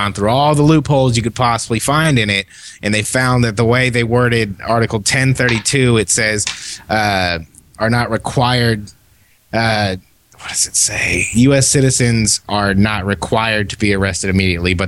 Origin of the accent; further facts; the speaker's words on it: California, United States; I'm from California.